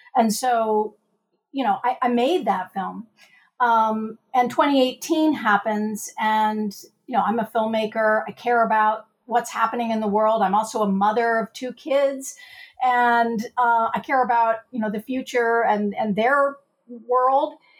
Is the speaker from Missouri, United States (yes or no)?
yes; Missouri, United States; Missouri state lines, which is my home state